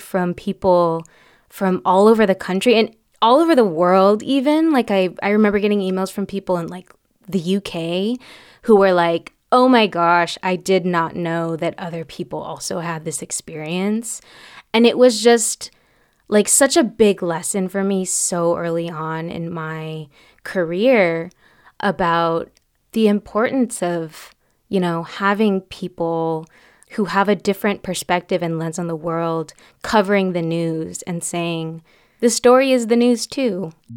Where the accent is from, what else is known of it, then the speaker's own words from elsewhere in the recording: Fairfield, California, United States; also born or lived in Vallejo, California; I was born in Vallejo, but I grew up in Sassoon City in Fairfield, which is in Solano County